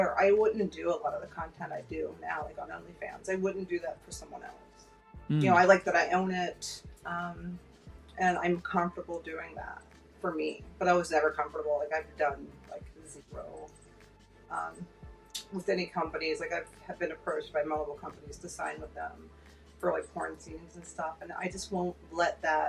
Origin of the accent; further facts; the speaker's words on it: Pittsburgh, Pennsylvania, United States; moved away as an adult; also born or lived in South Florida; now in Florida, United States; I'm from Pittsburgh, Pennsylvania, and we're very cold up there